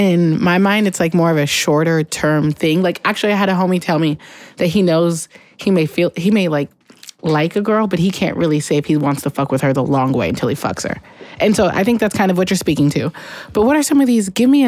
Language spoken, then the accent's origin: English; the Northwest, Pacific Northwest, United States; I'm from the Northwest